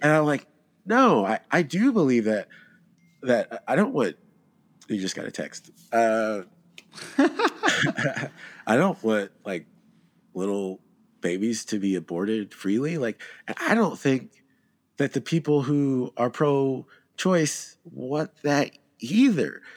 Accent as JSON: {"language": "English", "region": "Georgia", "country": "United States", "said": "I'm from Georgia"}